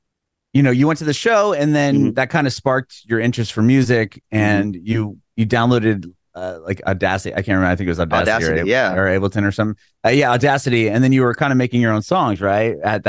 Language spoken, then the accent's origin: English; San Diego, California, United States; moved away as an adult; also born or lived in Poway, California; now in Nashville, United States; I'm from San Diego. I recently moved to Nashville, but I was born and raised in San Diego.